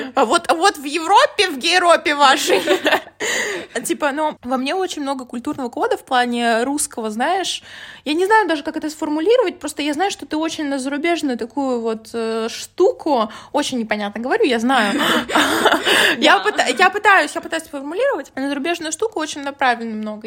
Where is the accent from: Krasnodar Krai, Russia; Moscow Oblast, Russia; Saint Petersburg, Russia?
Moscow Oblast, Russia; я как бы из Подмосковья